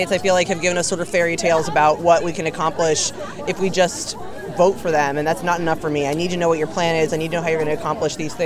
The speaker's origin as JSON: {"language": "English", "town": "Iowa City", "region": "Iowa", "country": "United States", "moved": "yes", "lives_now": "Des Moines, United States", "said": "I'm from Iowa City originally, but I live in Des Moines now"}